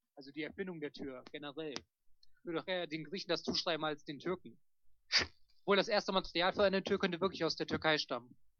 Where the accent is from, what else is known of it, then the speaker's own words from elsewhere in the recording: Germany; von uns Deutschen